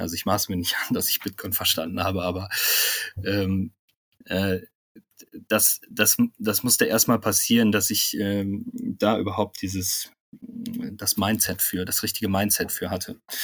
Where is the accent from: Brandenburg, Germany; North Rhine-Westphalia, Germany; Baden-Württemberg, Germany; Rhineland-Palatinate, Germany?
North Rhine-Westphalia, Germany; Bonn; moved away as an adult; also born or lived in Munich / Cologne; ich bin in Bonn auch aufgewachsen, bin dann äh, nach dem Abitur nach München gezogen